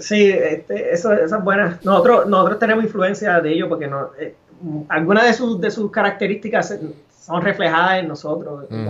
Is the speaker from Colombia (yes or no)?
no; Arecibo, Puerto Rico; me crié en Arecibo